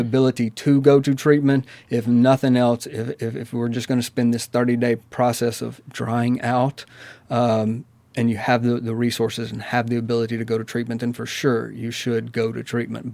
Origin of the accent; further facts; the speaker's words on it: Amory, Mississippi, United States; I'm originally from Amory, Mississippi.